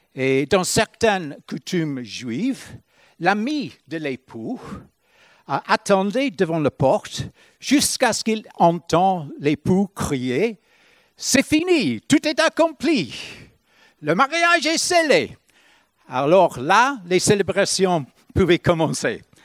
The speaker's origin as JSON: {"language": "French", "country": "Ireland", "moved": "yes", "said": "quand j'étais chez nous en Irlande"}